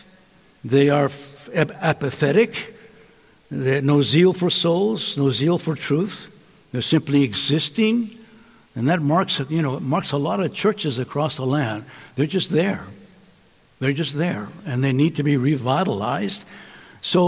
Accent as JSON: {"language": "English", "town": "Calexico", "region": "California", "country": "United States", "tie": "born or raised there", "moved": "yes", "lives_now": "Los Angeles, United States", "said": "My hometown of Calexico"}